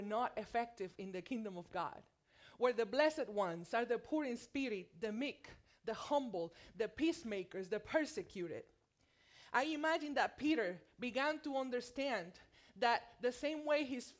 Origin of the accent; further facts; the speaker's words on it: Puerto Rico; accent: thick Puerto Rican; moved away as an adult; also born or lived in mainland USA; now in United States; I am from Puerto Rico. And let me tell you, it shows when I speak Spanish. I have a thick Puerto Rican accent